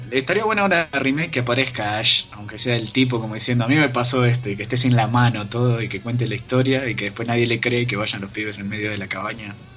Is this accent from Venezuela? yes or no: no; Quilmes, Buenos Aires Province, Argentina; Q es por Quilmes, de donde yo soy.